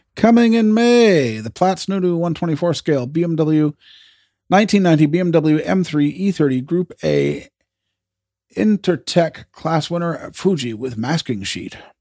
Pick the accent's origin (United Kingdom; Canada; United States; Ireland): Canada; as a Canadian